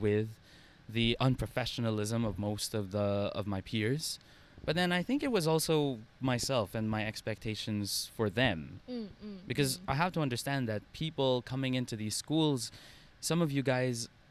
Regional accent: Philippines; now in Singapore; being a Filipino in Singapore

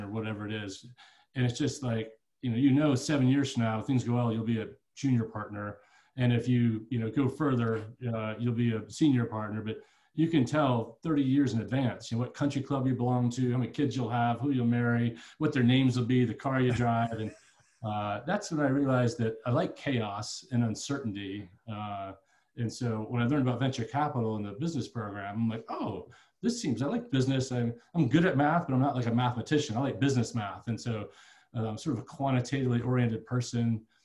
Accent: Pittsburgh and Chambersburg, Pennsylvania, United States; moved away as an adult; also born or lived in Iowa City, Iowa / Virginia; now in Boulder, United States; we grew up in Pittsburgh and then Chambersburg, which is a small town in south central PA, just north of the Maryland border there. Good place to grow up

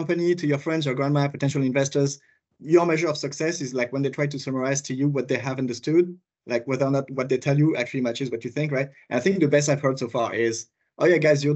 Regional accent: France; accent: French; English is a second language; moved away as an adult; also born or lived in West Coast, United States / Switzerland; I'm originally from France, you might hear it from my accent

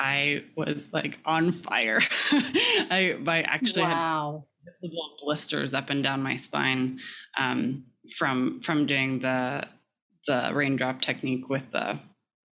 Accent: California, United States; I grew up in California

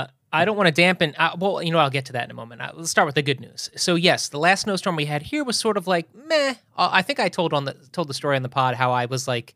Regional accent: East Coast, United States; I think it goes back to growing up on the East Coast

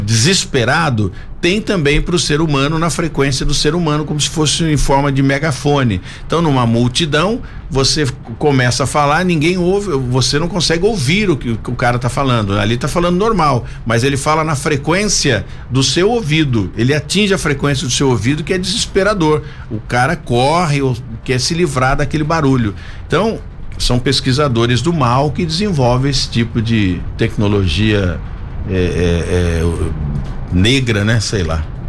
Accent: Brazil; eu sou brasileiro

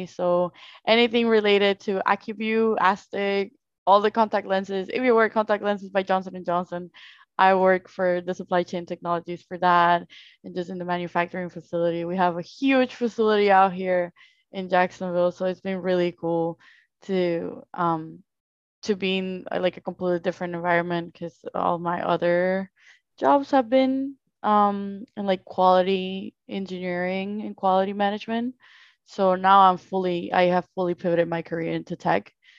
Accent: Colombia; English is a second language; moved away; I came from Colombia, then I moved to Orlando

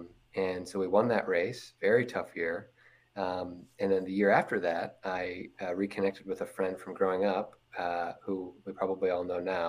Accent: South Bend, Indiana, United States; also born or lived in Washington, D.C.; Yeah, so I'm born and raised South Bend, Indiana boy. So I am chatting with you here from South Bend, my hometown. I was born and raised here, only child.

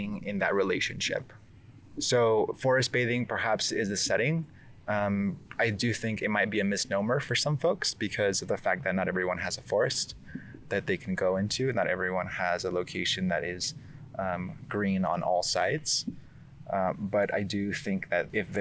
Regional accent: Oaxaca, Mexico; moved away; I was born and raised in Oaxaca, Mexico

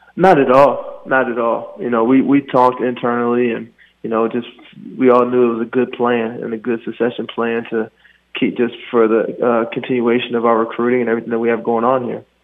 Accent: Maryland, United States; moved away; I'm from Maryland. That's home

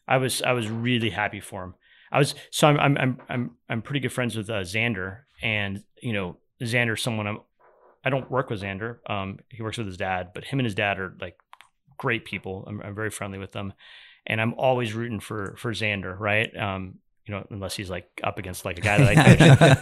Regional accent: California, United States; I know. I grew up in California. I grew up in the water, so there's a part of me that's like always craving it.

